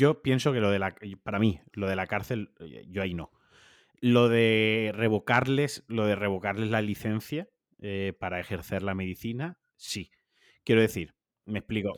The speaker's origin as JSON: {"language": "Spanish", "region": "Valencian Community", "country": "Spain", "moved": "yes", "lives_now": "Atlanta, United States", "said": "como valenciano"}